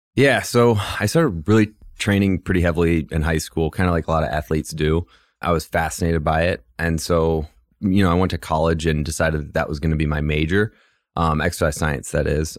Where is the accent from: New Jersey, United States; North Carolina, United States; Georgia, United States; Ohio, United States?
Ohio, United States; Cleveland; moved away; I grew up on the west side of Cleveland, so Midwest kid